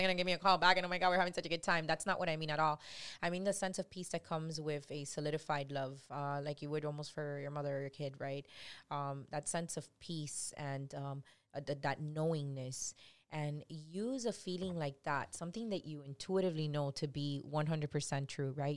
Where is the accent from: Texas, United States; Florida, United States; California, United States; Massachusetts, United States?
Florida, United States; Miami; I've been born and raised in three oh five, born and raised in Little Havana, hood as hell